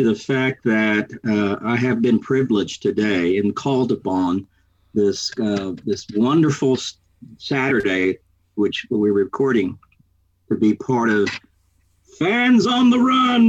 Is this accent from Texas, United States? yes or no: yes; Texas, United States; now in Oakland, United States; I'm a Texan.